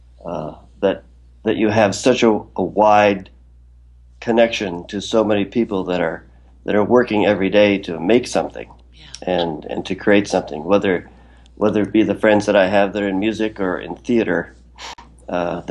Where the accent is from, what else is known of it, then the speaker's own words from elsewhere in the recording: Wisconsin, United States; moved away as an adult; now in New York, United States; I grew up in Wisconsin and am a diehard Packer fan